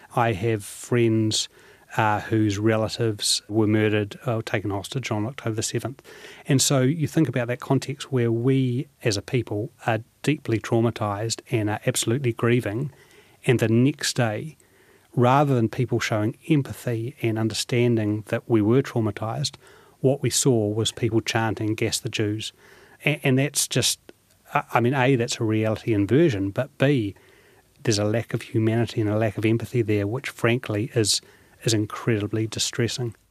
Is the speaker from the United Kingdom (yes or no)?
no; New Zealand; I was born in New Zealand. You know, I've, I've always identified myself as a New Zealander